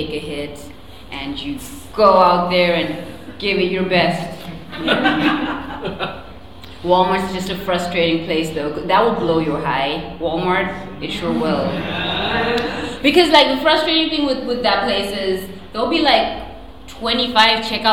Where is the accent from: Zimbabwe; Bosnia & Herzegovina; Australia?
Zimbabwe; now in United States; I was born in a country called Zimbabwe, which is not South Africa or Nigeria.